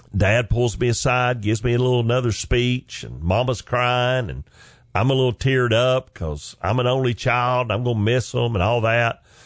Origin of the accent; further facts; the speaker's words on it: Chickamauga, Georgia, United States; moved away as an adult; also born or lived in Carrollton, Georgia; now in Atlanta, United States; I literally lived on Hog Jowl Road, Chickamauga, Georgia